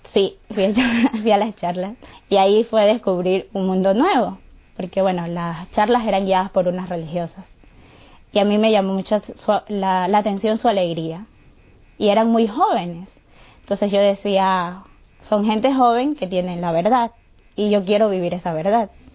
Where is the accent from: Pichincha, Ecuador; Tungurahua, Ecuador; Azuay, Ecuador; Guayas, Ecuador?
Guayas, Ecuador; Guayaquil; soy de Guayaquil, Ecuador